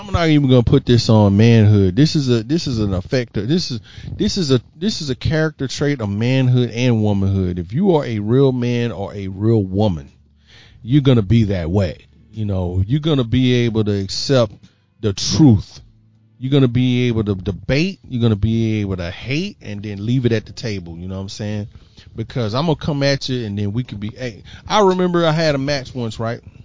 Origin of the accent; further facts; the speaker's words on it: Houston, Texas, United States; my hometown, Houston, Texas